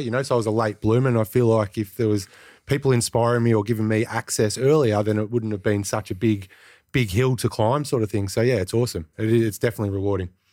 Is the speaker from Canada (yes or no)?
no; Greensborough, Victoria, Australia; I grew up in Greensboro as well